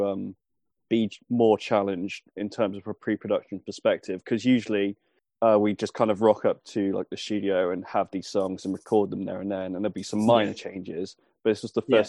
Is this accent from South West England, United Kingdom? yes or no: yes; Weymouth, South West England, United Kingdom; also born or lived in Bristol; We're all originally from Weymouth.